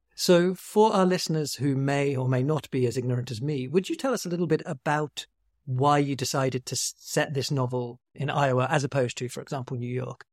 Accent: United Kingdom; as a British person

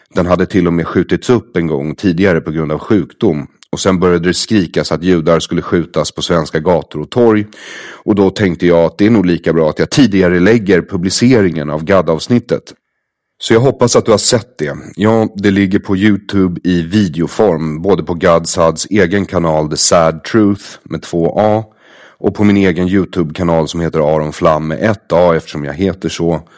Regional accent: Sweden; jag har vuxit upp som jude i Sverige

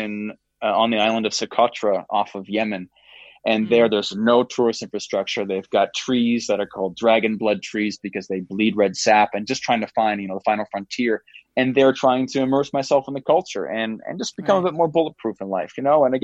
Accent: Canada; I'm Canadian

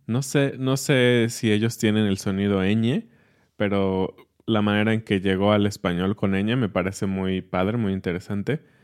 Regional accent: Mexico; soy mexicano, sé que el origen es pues de nuestros ancestros

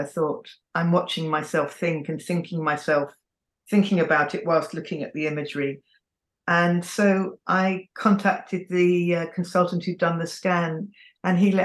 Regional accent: England, United Kingdom; I'm also English, because that's all I've known

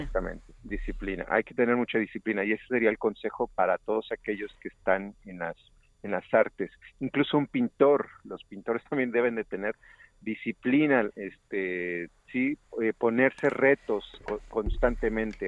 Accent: Xalapa, Veracruz, Mexico; moved away as an adult; also born or lived in Barcelona; finalmente regreso a mi ciudad natal, Jalapa

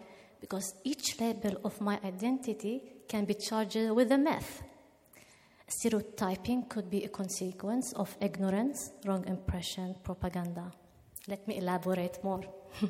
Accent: Israel; also born or lived in Nazareth; I'm from Israel.

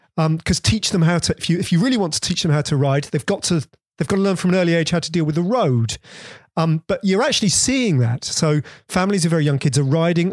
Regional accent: Bedford, East of England, United Kingdom; we had a little backyard where I grew up in Bedford

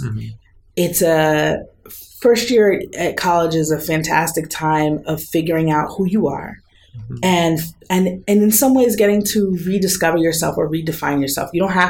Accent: East Coast, United States; these places that were so different from where I was growing up on the East Coast of the U.S.

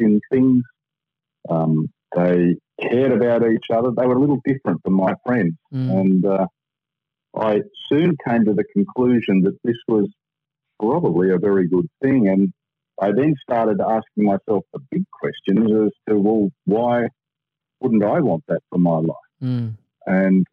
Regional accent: Sydney, New South Wales, Australia; also born or lived in London, United Kingdom; We grew up in Padstow, which was an area that really was market garden and timber yards, effectively

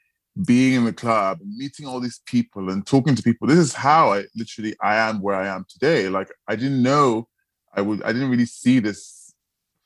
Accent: Nigeria; moved away; also born or lived in Sheffield; growing up in Nigeria

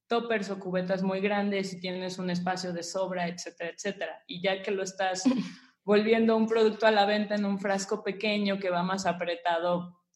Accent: Mexico; como, como mexicano y como conocemos sabores aquí

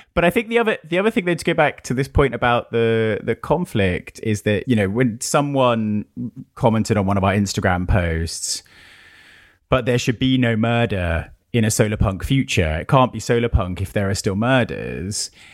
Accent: United Kingdom; being British

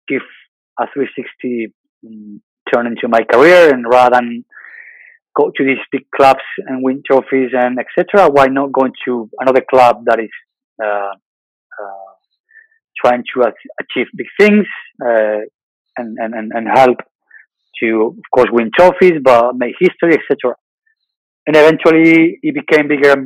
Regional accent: Bilbao, Basque Country, Spain; moved away; I'm from Bilbao

